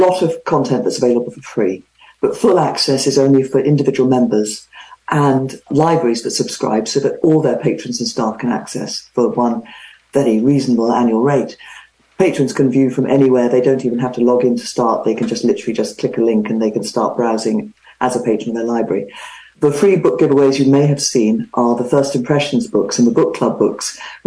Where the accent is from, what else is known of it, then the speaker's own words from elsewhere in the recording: England, United Kingdom; moved away as an adult; now in California, United States; I grew up in England, you probably guessed. I'm in California now, have been for 30 years, but still sound like I got off a plane last week